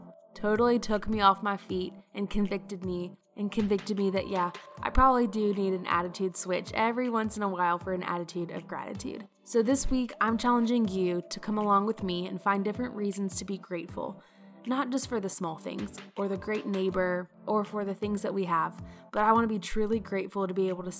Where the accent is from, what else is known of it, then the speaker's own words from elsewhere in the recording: South Carolina, United States; Well, I'm from South Carolina, so I feel like